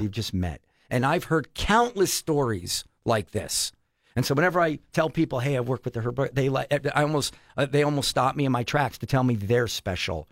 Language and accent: English; Allentown, Pennsylvania, United States; moved away as an adult; now in Minnesota, United States; I'm from Allentown, P A, which is Philadelphia Eagle Country